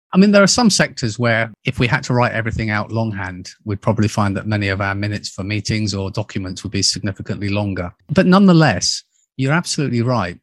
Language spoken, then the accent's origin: English; United Kingdom; moved away as an adult; also born or lived in United States; being a Brit, back in eighty-nine, I moved across to the U S A to open our, our U S business